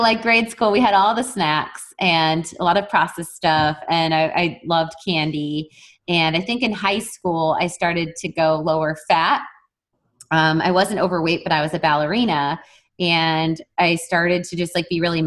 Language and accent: English; Wisconsin, United States; I'm from Wisconsin and a cold environment